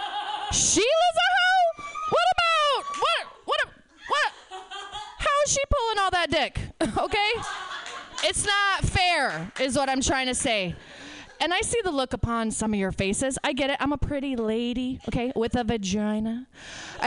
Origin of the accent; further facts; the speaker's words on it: northern Indiana, United States; also born or lived in Chicago; I am from Indiana. We are a red state. I live in a blue county. Yeah, northern Indiana